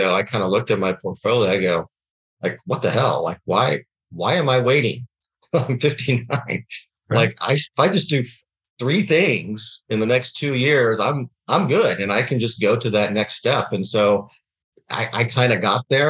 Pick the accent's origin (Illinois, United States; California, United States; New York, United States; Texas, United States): Texas, United States; Dallas; moved away as an adult; also born or lived in Washington, D.C.; now in Scottsdale, United States; I'm actually grew up in Dallas, Texas, through a family of entrepreneurs